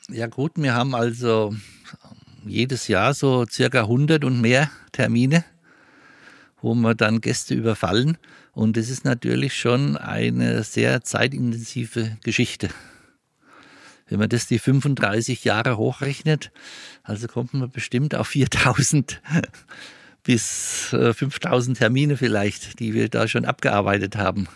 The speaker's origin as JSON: {"language": "German", "town": "Mespelbrunn", "region": "Bavaria", "country": "Germany", "said": "Mespelbrunn ist meine Heimat und dort fühle ich mich richtig"}